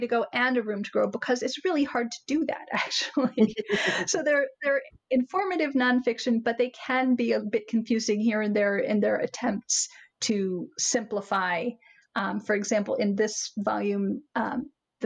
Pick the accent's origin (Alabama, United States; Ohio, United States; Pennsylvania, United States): Pennsylvania, United States; Philadelphia; I'm from Philadelphia